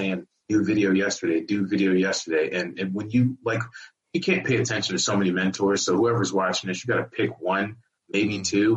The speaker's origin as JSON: {"language": "English", "town": "Virginia Beach", "region": "Virginia", "country": "United States", "tie": "born or raised there", "also_born_or_lived": "Boston", "said": "I'm from Boston, but lived in Virginia Beach most of my life"}